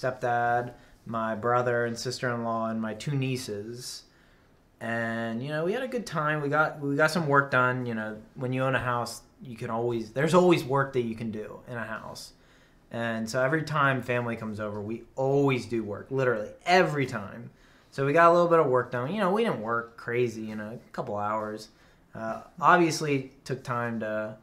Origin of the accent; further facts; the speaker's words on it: United States; we grew up in Hicktown, USA